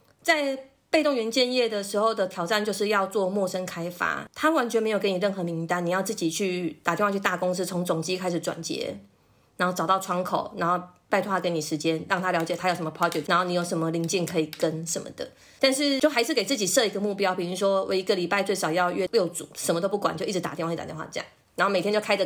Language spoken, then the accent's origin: Chinese; Taipei, Taiwan; 因为我就是土生土长台北人，都没有离开过家，我又很想要能够去别的县市独立生活一段时间